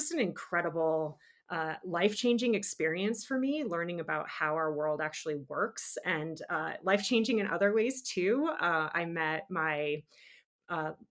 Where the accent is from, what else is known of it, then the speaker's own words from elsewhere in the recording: New England, United States; moved away as an adult; now in Park City, United States; growing up in New England